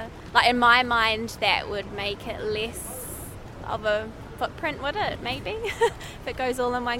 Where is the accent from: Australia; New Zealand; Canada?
New Zealand; moved away as an adult; now in London, United Kingdom; from New Zealand.